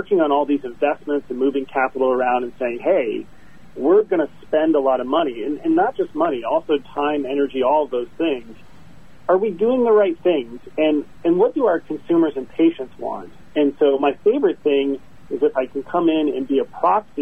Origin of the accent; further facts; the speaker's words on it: South Dakota, United States; I've always lived in the Midwest. I was born in the great state of South Dakota.